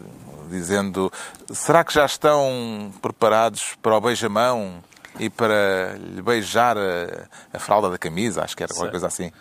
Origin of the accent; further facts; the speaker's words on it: Portugal; somos de Portugal